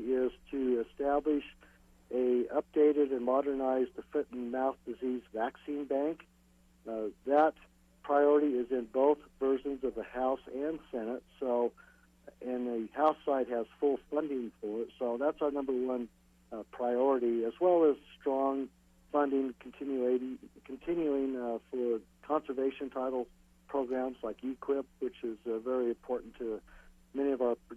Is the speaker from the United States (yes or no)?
yes; California, United States; my home state of California